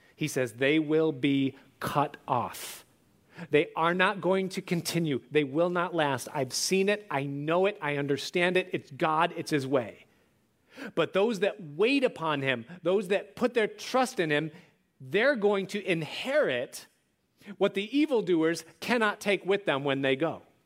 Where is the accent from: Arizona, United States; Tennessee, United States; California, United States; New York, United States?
New York, United States; outside of Rochester; growing up outside of Rochester and Kodak was everything